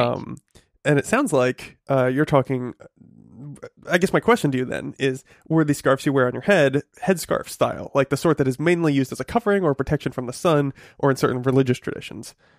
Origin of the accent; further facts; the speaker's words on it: New England, United States; I grew up in New England and, um, uh, you know, it gets quite cold